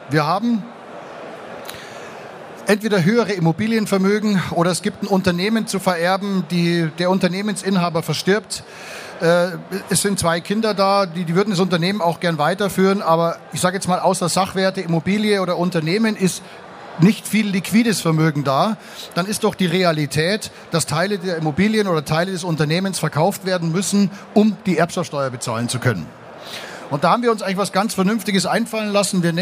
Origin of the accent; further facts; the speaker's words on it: Munich, Bavaria, Germany; Ich komme aus München und es gibt in München in der Innenstadt am Dom gibt's ein Gebäude